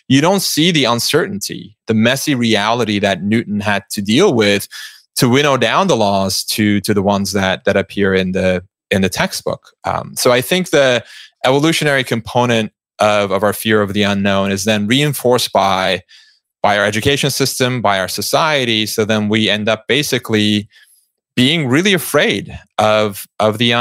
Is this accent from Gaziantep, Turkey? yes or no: no; Istanbul, Turkey; moved away as an adult; I grew up in Istanbul, Turkey, and lived there for 17 years